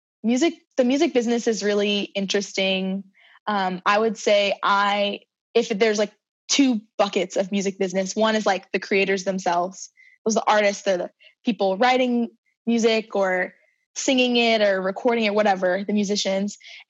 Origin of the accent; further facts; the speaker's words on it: Cincinnati, Ohio, United States; also born or lived in Switzerland; can't think of any like super defining like characteristics of like growing up in Ohio. Born in Cincinnati. My parents and I and my little brother, we moved to Switzerland when I was like 4 or 5 years old.